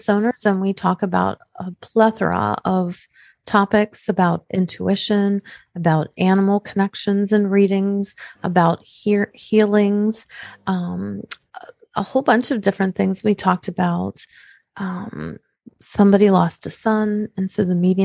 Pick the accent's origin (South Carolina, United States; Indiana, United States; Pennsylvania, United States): Pennsylvania, United States; Pittsburgh; I come from Pittsburgh, Pennsylvania